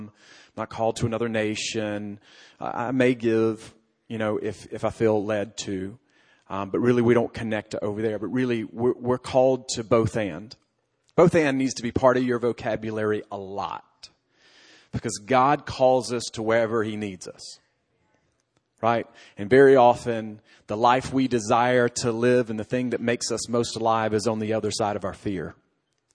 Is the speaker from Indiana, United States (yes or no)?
no; Alabama, United States; moved away; I come from Alabama